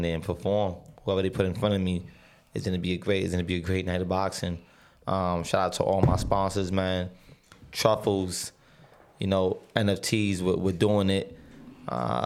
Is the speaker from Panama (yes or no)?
yes; San Miguelito, Panama; moved away; I was born in Panama. We from San Miguelito, Panama